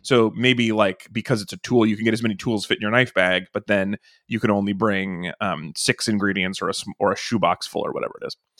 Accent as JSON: {"language": "English", "region": "Nevada", "country": "United States", "tie": "born or raised there", "said": "growing up in Nevada"}